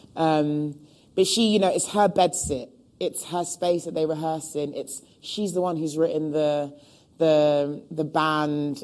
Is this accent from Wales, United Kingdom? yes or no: no; London, United Kingdom; born and raised in Hackney